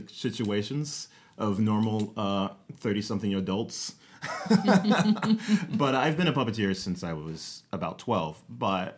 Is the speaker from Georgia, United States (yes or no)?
no; Rialto, California, United States; moved away as an adult; now in Atlanta, United States; we grew up in Southern California in like Rialto